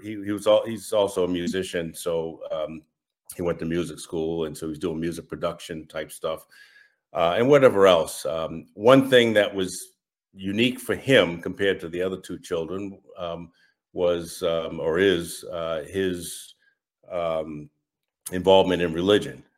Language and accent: English; Massachusetts, United States; I'm from Massachusetts, if you can't tell from my accent, and, uh, born and raised